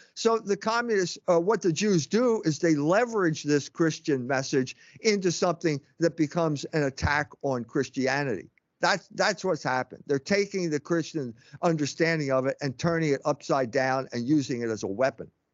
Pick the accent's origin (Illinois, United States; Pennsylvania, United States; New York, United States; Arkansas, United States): Pennsylvania, United States; Philadelphia; moved away; I grew up in Pennsylvania. Uh, Philadelphia is where I grew up